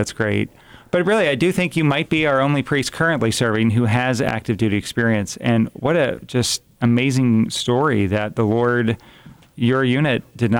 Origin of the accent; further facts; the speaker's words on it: East Coast, United States; now in Fort Wayne, United States; I am from the East Coast.